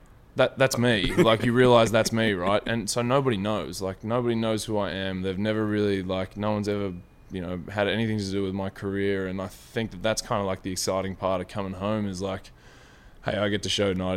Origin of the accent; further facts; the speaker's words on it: Deniliquin, New South Wales, Australia; also born or lived in Melbourne; I think it's like a mixture of Deniliquin up in New South Wales, just across the border.